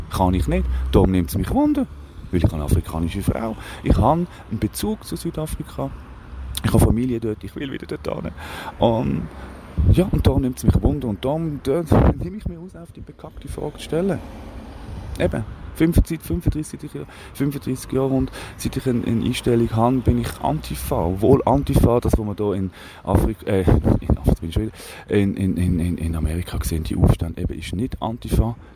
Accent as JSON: {"language": "German", "region": "Aargau", "country": "Switzerland", "said": "oder bei euch im Aargau, bei uns im Aargau zum Beispiel Spreitenbach"}